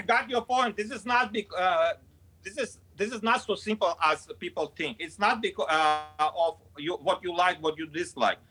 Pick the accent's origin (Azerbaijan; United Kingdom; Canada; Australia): Azerbaijan; English is a second language; moved away as an adult; I grew up in uh, Azerbaijan, being Armenian